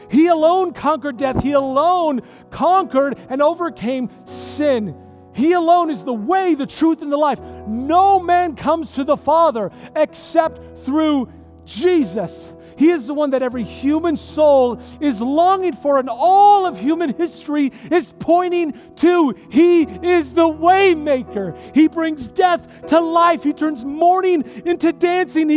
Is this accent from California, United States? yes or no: yes; San Diego, California, United States; I'm from California. I grew up in San Diego area